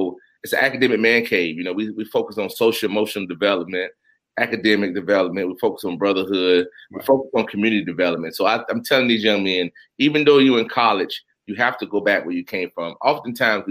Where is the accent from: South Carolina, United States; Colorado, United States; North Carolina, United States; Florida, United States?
North Carolina, United States; Union County; now in Durham, United States; I'm from Union County, North Carolina.